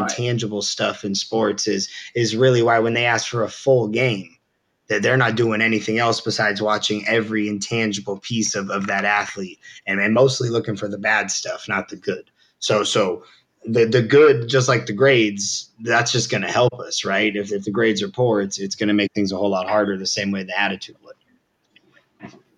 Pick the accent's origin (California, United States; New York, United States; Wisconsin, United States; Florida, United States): California, United States; Southern; I grew up on Reed in uh, Southern California